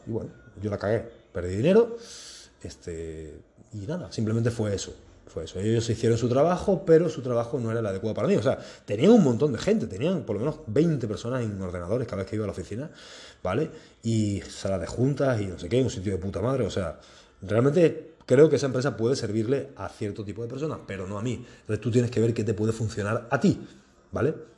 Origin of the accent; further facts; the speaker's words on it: Spain; en mi país, en España.